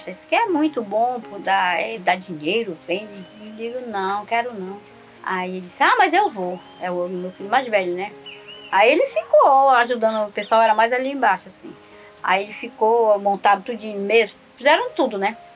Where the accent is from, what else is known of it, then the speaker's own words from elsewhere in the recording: Capanema, Pará, Brazil; now in Curuçá, Brazil; Eu moro aqui há 16 anos, né? Há 16 anos cheguei aqui, eu sou mesmo é, de Capanema, minha família todos moram lá.